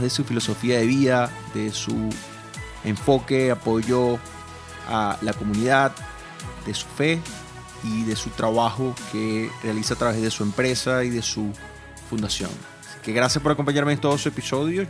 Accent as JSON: {"language": "Spanish", "country": "Venezuela", "moved": "as an adult", "said": "yo siendo venezolano"}